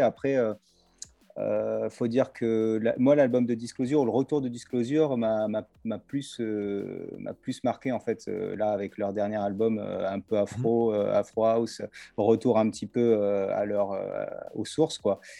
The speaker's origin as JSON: {"language": "French", "town": "Nice", "region": "Provence-Alpes-Côte d'Azur", "country": "France", "said": "je suis de Nice, exactement, donc en fait, bah, je suis à Nice, là"}